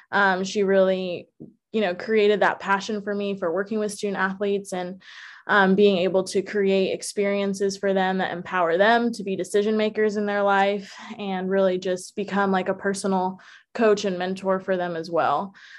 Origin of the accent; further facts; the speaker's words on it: Atlanta, Georgia, United States; also born or lived in Philadelphia / New Jersey / District of Columbia, United States; I was born in Philadelphia, also like …, but I call Atlanta home. That's where I spent the most formative years of my life.